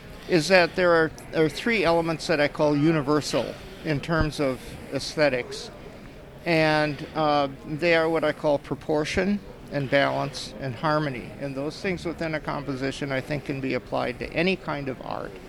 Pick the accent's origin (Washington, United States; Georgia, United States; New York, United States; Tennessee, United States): Washington, United States; Puyallup; I'm from Puyallup, Washington